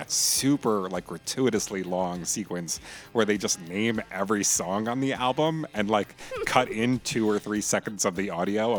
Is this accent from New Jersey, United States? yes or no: yes; New Jersey, United States; I'm from New Jersey myself